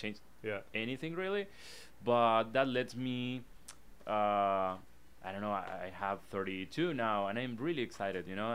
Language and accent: English; Argentina; English is a second language; moved away as an adult; now in Los Angeles, United States; I come from Latin America, and that I feel it's a big part of me